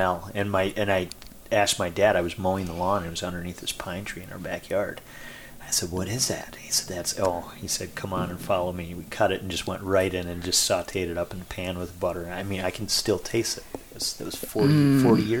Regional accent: Minnesota, United States; I grew up in Minnesota

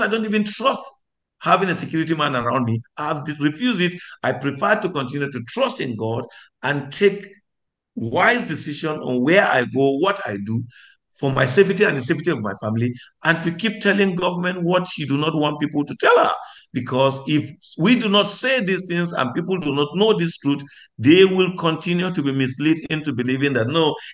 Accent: Nigeria; I am a Nigerian.

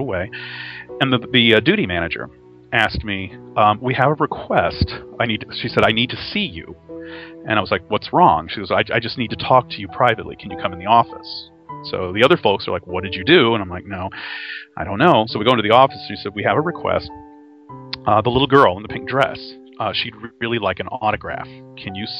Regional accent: Texas, United States; I'm from Texas

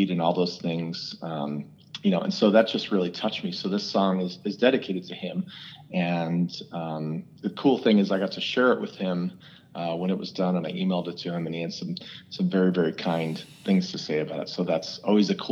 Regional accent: Phoenix, Arizona, United States; growing up in Phoenix, I had some amazing musical mentors

